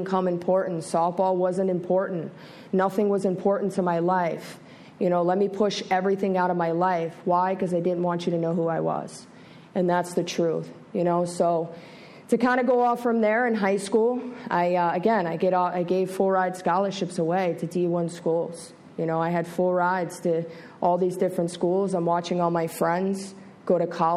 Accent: Broward County, Florida, United States; I was born and raised here in Broward County, Florida.

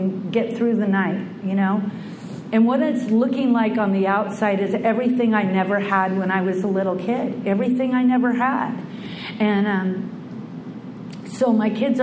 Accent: Bellingham, Washington, United States; I was born in the Pacific Northwest in Bellingham, Washington, a little hippie town, and I was one of six kids

